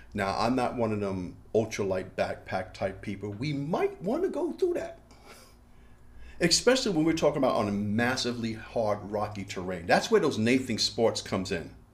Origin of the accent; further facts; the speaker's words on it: New York, United States; I am from New York